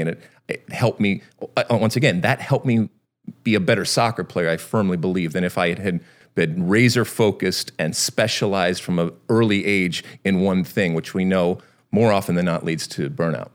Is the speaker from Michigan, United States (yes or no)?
yes; Michigan, United States; moved away as an adult; I grew up in Michigan, but I did not grow up on a farm